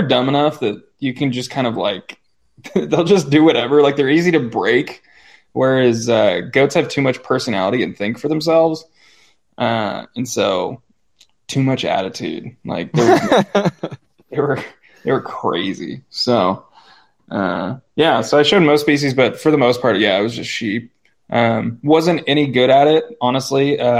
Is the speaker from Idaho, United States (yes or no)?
yes; New Plymouth, Idaho, United States; also born or lived in Boise; And I was born in Boise, which is like the capital main city in Idaho, and lived there until I was four or five. And then we moved out to New Plymouth, where we still live.